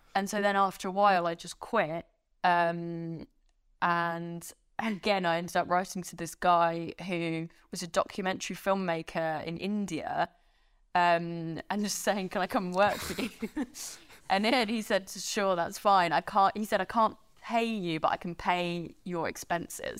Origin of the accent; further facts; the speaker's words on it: France; moved away; I grew up in France.